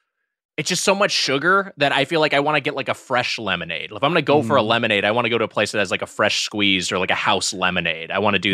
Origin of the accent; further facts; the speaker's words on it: Lakewood, California, United States; in my hometown of Lakewood, California.